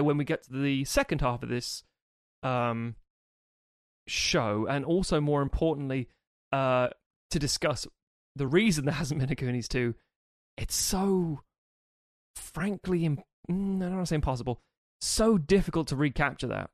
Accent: United Kingdom; being British

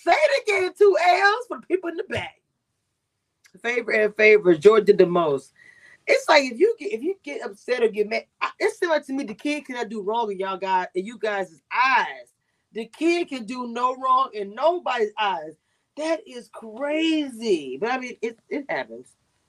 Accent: Texas, United States; also born or lived in Louisiana; Not from the South. I'm from Texas and from Louisiana.

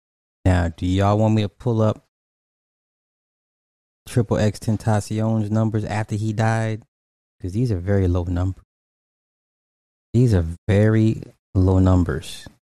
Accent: California, United States; me and my brother was literally just having this conversation yesterday, and I'm from the Bay.

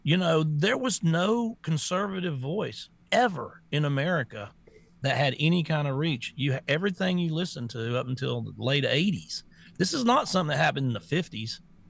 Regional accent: the South, United States; I was raised in the South

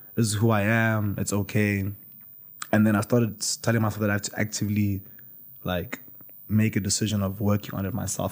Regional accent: Limpopo, South Africa; moved away; In primary school, I grew up in Limpopo

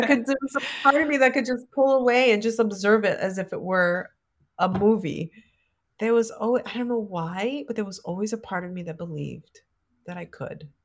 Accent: New York City, New York, United States; growing up in the Bronx

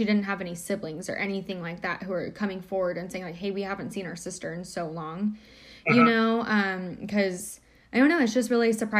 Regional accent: Houston, Texas, United States; I went to school in Houston, and I'm from Harris County

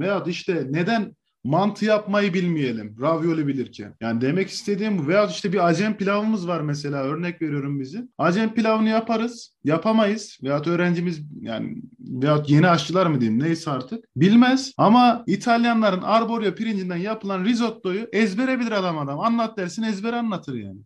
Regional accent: Niğde, Turkey; bizim Niğde mutfağında

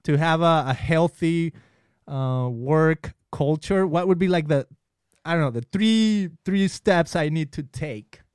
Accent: Guadalajara, Jalisco, Mexico; moved away; when I was in Mexico, I grew up in Guadalajara

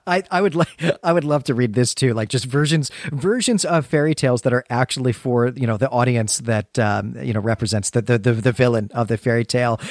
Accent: United States; our identity as Americans

